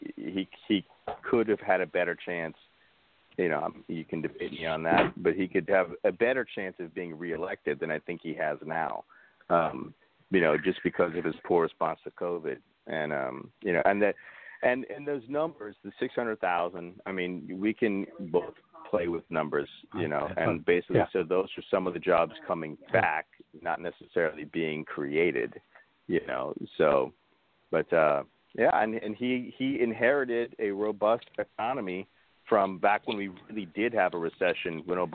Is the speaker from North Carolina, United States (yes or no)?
no; New Orleans, Louisiana, United States; moved away; I was born in New Orleans